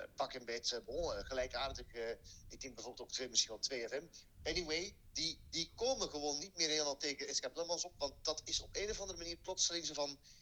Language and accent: Dutch; Zeist, Utrecht, Netherlands; Voor iemand die uit Zeist vandaan komt en in mhm. Zeist geboren is